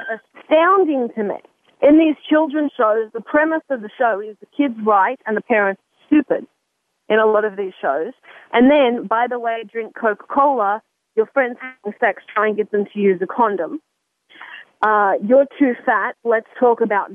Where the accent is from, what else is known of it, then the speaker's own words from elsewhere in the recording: Sydney, New South Wales, Australia; moved away; I came from a different country at a different time. I'm 30 years old. It's a different country. I'm from Sydney, Australia